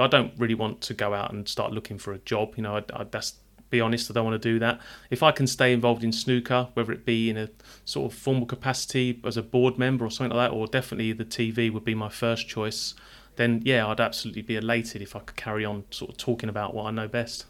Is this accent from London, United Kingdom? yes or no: yes; London, United Kingdom; moved away; I'm a Londoner.